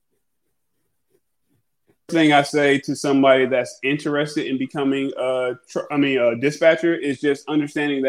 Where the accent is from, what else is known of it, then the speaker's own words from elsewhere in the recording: New York City, New York, United States; moved away as an adult; now in Atlanta, United States; I am from the Atlanta area. I was born in Brooklyn, but after I went to Georgia State University, Atlanta has been my home